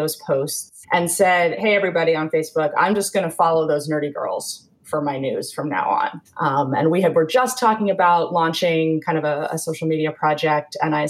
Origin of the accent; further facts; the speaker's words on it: New England, United States; I grew up in New England and went to a pretty high-pressured, high-powered boarding school for high school.